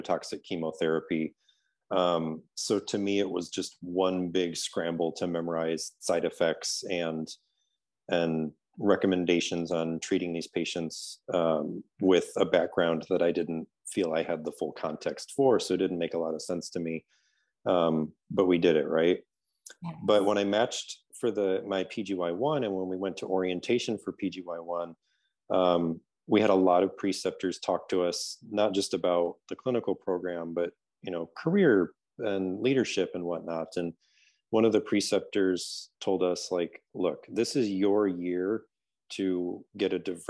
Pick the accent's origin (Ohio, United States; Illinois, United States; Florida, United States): Illinois, United States; Rockford; also born or lived in Iowa / Chicago; now in Seattle, United States; I grew up in a city called Rockford, Illinois, which is about 90 minutes northwest of Chicago